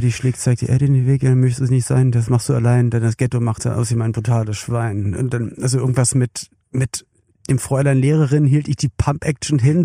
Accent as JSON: {"language": "German", "region": "Berlin", "country": "Germany", "said": "ich komme ja aus West-Berlin"}